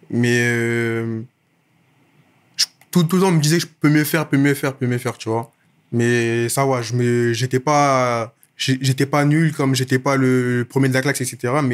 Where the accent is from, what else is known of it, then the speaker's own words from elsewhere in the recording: Clichy, Île-de-France, France; also born or lived in Issy-les-Moulineaux; Moi, je, depuis petit, j'habite à Clichy dans le 92. J'ai grandi là-bas, etc. Je suis arrivé là-bas euh, à mes un an et depuis, je suis là-bas. Avant ça, j'habitais à issy Limonino, encore dans le 92.